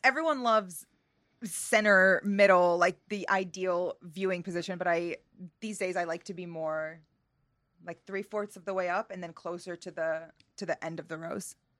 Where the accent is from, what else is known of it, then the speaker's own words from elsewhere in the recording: Northeast, United States; growing up in the Northeast in America